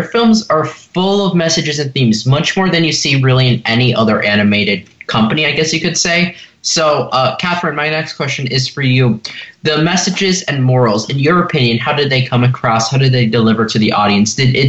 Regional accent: Los Angeles, California, United States; from Los Angeles, and you're listening to Kids First Coming Attractions.

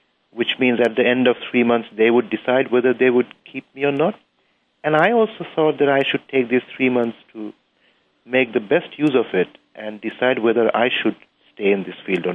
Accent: Bangladesh; I come from Bangladesh. It's a very small country

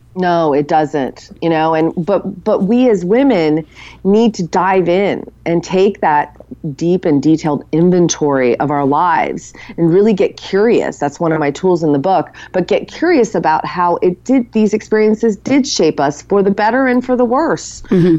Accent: United States; a regular woman growing up in America

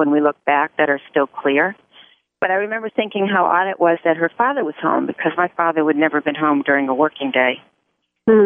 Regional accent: United States; I'm totally American

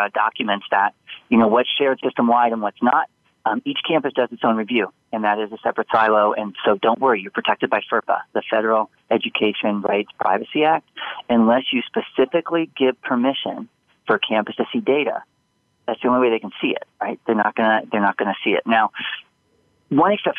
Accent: Indiana, United States; moved away; I'm originally from Indiana

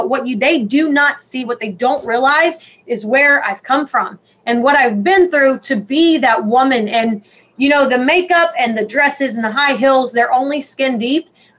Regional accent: Georgia, United States; born there; And, you know, I grew up, I was born in Georgia, and my parents struggled with addiction and depression

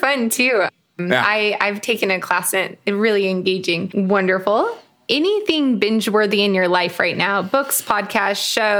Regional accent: Montana, United States; I grew up a Montana soccer player

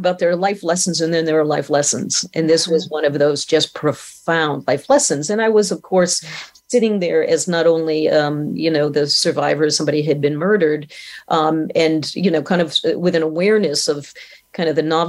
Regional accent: Maine, United States; I was 17. Mm-hmm. You know, I was from Maine.

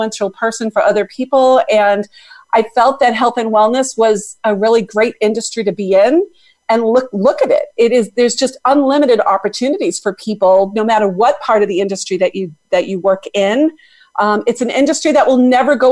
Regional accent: Boston, Massachusetts, United States; I am from Boston, Massachusetts.

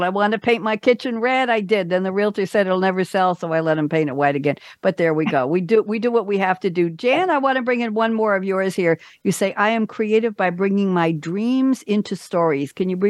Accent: New York, United States; But I'm a New Yorker, so I don't know.

